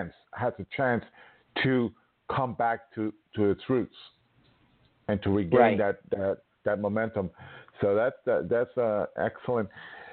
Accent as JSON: {"language": "English", "region": "New York", "country": "United States", "said": "I'm from New York."}